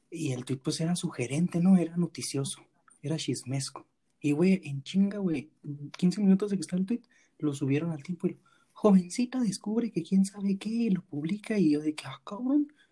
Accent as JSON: {"language": "Spanish", "country": "Mexico", "said": "como mexicanos"}